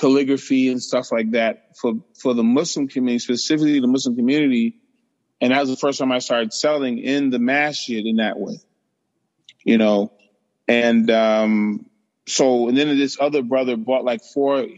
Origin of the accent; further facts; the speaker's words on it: New York, United States; I grew up in Harlem, 105th Street